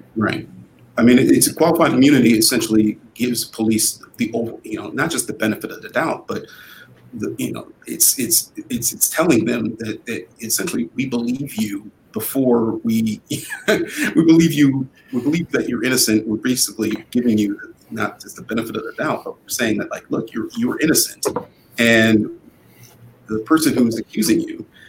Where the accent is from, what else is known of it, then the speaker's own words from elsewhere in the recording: Shaker Heights, Ohio, United States; also born or lived in Cleveland, Ohio; growing up in Shaker Heights uh, was uh, a formative experience. I, you know, I also, you know, grew up partially in Cleveland